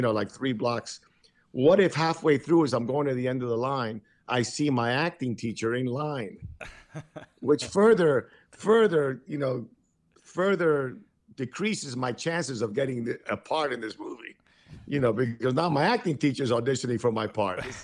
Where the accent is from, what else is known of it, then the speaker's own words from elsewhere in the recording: Miami Beach, Florida, United States; English is a second language; also born or lived in Cuba; when I was growing up in Miami Beach, you know, in the 60s, I came from Cuba as, as a five and a half year old. I didn't speak English